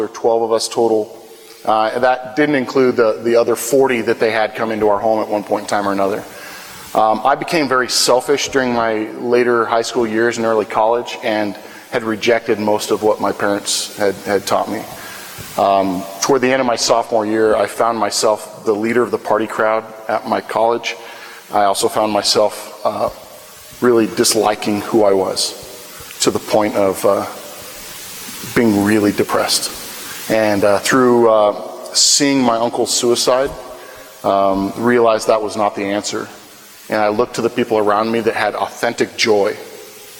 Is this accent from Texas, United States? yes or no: no; Wahoo, Nebraska, United States; moved away as an adult; now in Wichita, United States; I grew up in in Wahoo, Nebraska, which is a town about 30 miles north of Lincoln, about 25 miles west of Omaha, and that's where I grew up all my life